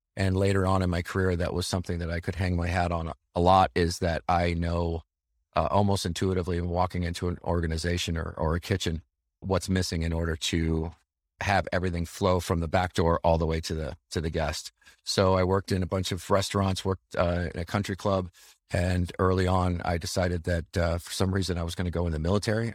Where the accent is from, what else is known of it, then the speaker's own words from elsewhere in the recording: Chicago, Illinois, United States; I grew up right around the Chicagoland area